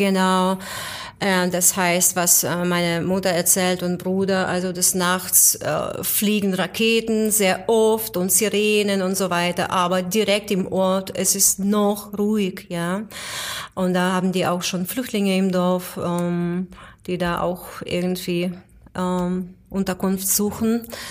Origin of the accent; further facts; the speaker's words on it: near Vinnytsia, Vinnytsia Oblast, Ukraine; also born or lived in Moscow, Russia; now in Germany; eigentlich neben Stadt Vinica, also nicht direkt in Vinica, aber in der Nähe von Stadt Vinica. Das ist südwestlich, also 200 Kilometer südwestlich von Kiew ungefähr